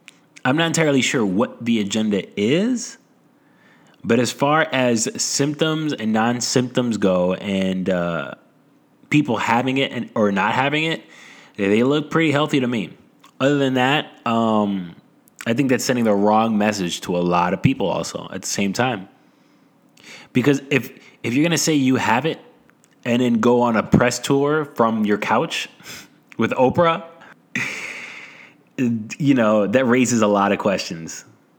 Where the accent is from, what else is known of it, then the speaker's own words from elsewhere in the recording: New York City, New York, United States; I'm from Brooklyn.